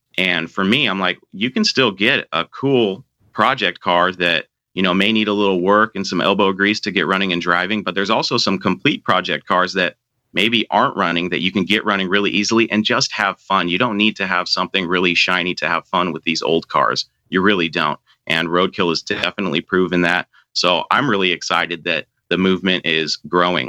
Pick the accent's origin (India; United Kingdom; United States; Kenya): United States; Seattle, Washington; also born or lived in Marysville, Washington; I grew up in Seattle, Washington, and I currently live about 30 miles north in Marysville.